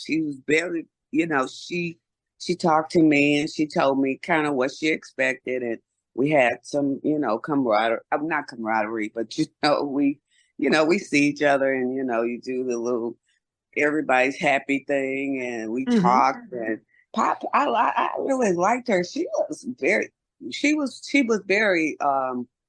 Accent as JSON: {"language": "English", "town": "Houston", "region": "Texas", "country": "United States", "said": "we're from Texas, Houston. We don't get none of that snow like that unless it's a big ado over here"}